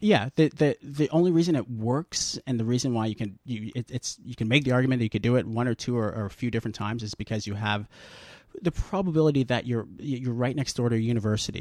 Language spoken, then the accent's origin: English; Guelph, Ontario, Canada; moved away as an adult; now in Toronto, Canada; I'm from Guelph. Now I'm living in Toronto.